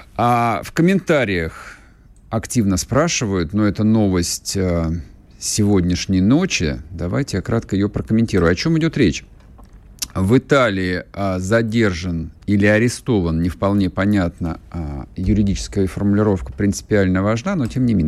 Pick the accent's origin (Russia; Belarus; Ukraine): Russia; Я всю жизнь тут живу